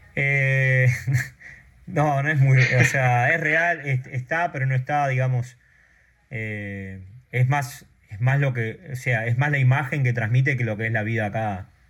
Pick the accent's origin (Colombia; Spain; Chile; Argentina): Argentina; moved away as an adult; also born or lived in San Francisco, United States; now in Maui, United States; yo nací en los Estados Unidos, mis padres vivieron un tiempo acá después volvieron para Argentina